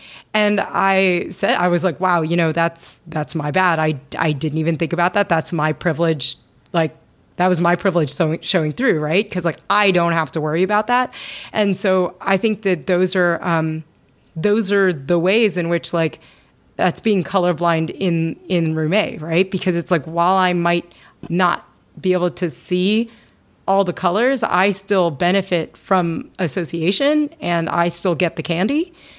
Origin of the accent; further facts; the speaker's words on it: Kentucky, United States; I mean, I grew up in Kentucky, right?